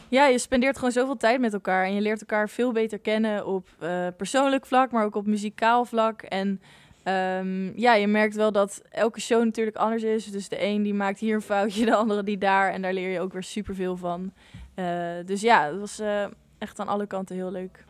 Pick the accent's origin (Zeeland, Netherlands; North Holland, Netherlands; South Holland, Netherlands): South Holland, Netherlands; The Hague; ik kom zelf uit Den Haag en omstreken